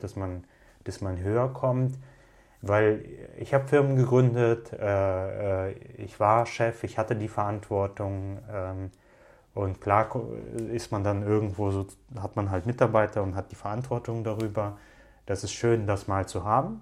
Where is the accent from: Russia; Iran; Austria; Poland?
Russia; now in Cologne, Germany; ich bin in Russland in einer Zeit groß geworden